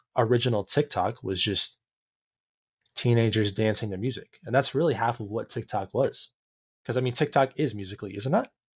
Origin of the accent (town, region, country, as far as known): Canada